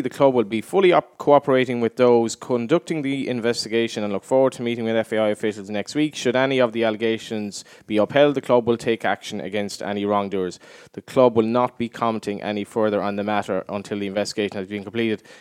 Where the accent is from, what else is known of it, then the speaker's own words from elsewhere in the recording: East Galway, Connacht, Ireland; I'm from East Galway at Lone is my, technically my local club